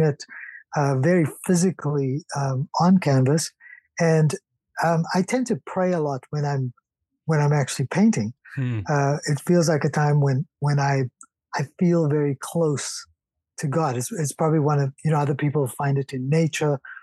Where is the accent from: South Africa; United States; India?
South Africa; growing up in South Africa